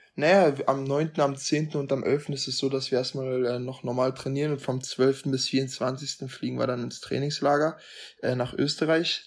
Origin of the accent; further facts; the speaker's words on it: Germany; für mich als Deutscher